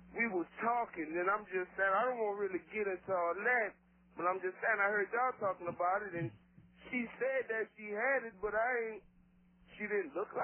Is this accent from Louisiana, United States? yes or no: yes; New Orleans, Louisiana, United States; moved away as an adult; I'm from New Orleans, man. I just got out here not too long ago